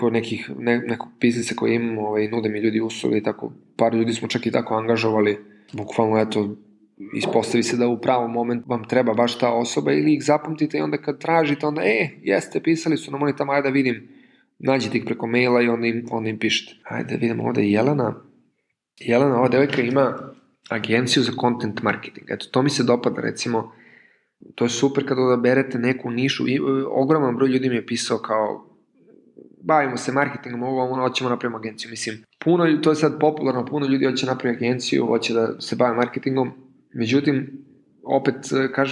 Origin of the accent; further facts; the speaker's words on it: Serbia; kod nas u Srbiji